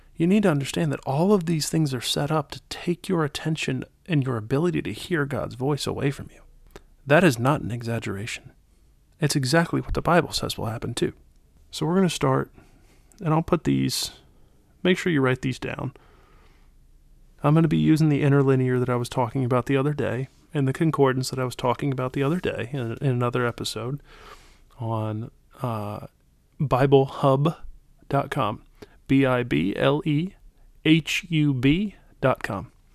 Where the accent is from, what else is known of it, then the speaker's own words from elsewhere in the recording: United States; from America